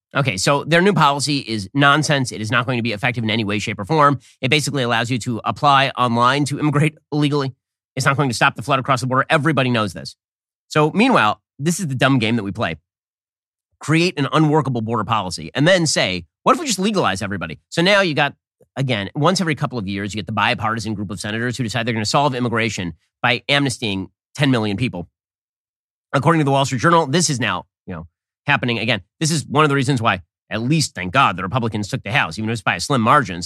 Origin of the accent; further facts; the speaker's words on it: United States; I'm an American